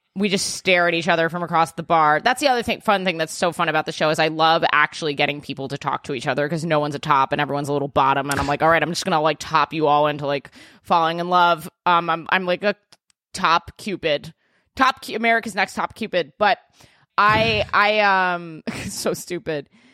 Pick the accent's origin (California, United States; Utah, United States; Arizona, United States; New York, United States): New York, United States; I'm a New Yorker